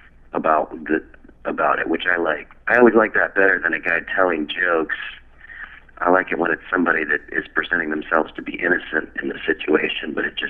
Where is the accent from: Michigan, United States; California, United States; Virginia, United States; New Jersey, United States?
California, United States; Los Angeles; Yeah, I'm originally from I'm from Los Angeles.